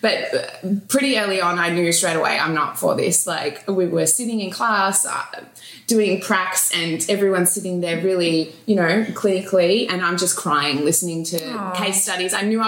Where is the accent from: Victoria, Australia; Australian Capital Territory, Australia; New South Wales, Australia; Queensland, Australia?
Victoria, Australia; Melbourne; I grew up, I was born in Melbourne, Australia, so this is always going to be home.